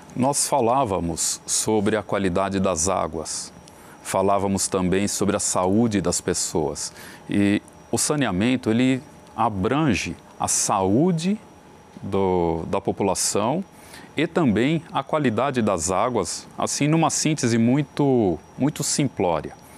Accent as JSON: {"language": "Portuguese", "country": "Brazil", "said": "como brasileiros"}